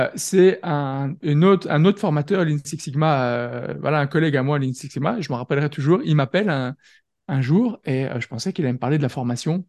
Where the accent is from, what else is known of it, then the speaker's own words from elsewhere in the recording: France; now in Belgium; je suis français, mais je suis basé en Belgique